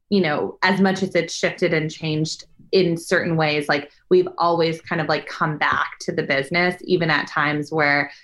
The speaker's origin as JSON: {"language": "English", "area": "Bay Area", "region": "California", "country": "United States", "moved": "as an adult", "lives_now": "Los Angeles, United States", "said": "I'm actually originally from the Bay Area, a suburb an hour south of San Francisco"}